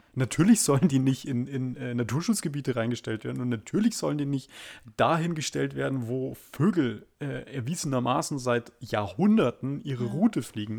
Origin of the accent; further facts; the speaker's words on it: Germany; wir Deutschen